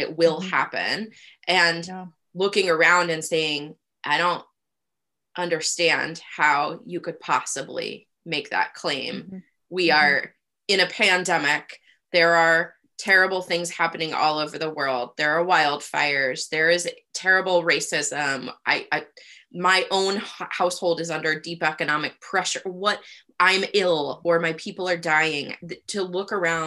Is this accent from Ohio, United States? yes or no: yes; Rust Belt, Ohio, United States; moved away; also born or lived in Toledo, Ohio / Youngstown, Ohio / Cleveland, Ohio; I grew up in the Rust Belt.